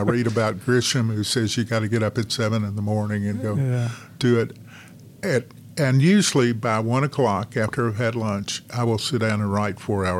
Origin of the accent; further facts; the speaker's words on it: Arkansas, United States; moved away as an adult; also born or lived in Washington, D.C.; now in North Carolina, United States; I grew up in Arkansas and practiced law in Arkansas.